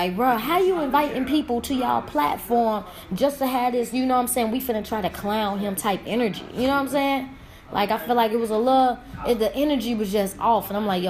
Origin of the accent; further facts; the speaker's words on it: Riverdale, Illinois, United States; I used to live in Riverdale, you know what I'm saying? I grew up in Riverdale